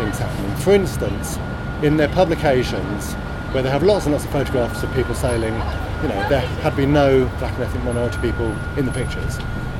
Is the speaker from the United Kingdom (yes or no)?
yes; Hayling Island, South East England, United Kingdom; now in Brixton, United Kingdom; As a teenager, I grew up on Hayling Island, which is near Portsmouth on the south coast